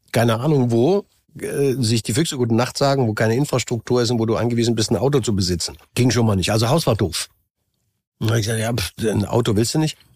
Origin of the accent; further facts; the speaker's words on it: Saxony, Germany; Ich bin hier geboren, bin hier aufgewachsen. Äh, das war noch Osten. Was auch immer, ich bin nun mal Sachse. Ich bin jetzt kein äh, Niederrheiner, Oberrheiner, Bayer. Bin mhm. Sachse, bin ich gerne. Und ich bin trotzdem auch Deutscher.